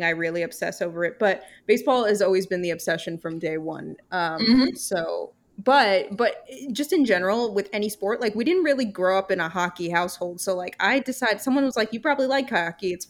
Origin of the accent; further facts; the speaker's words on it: New York, United States; because I'm from New York